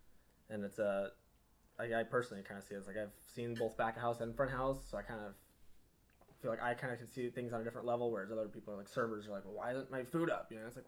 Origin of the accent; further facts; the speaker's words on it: Covington, Washington, United States; From here in Seattle, or I guess Maple Valley. So Covington, kind of a little further south, southeast of here.